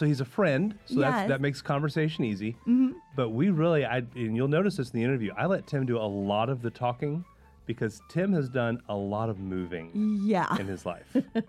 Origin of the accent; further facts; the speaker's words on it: Louisville, Kentucky, United States; moved away as an adult; also born or lived in New Albany, Indiana; now in San Diego, United States; growing up in Louisville, Kentucky, I spent most of my elementary career just across the river in New Albany, Indiana.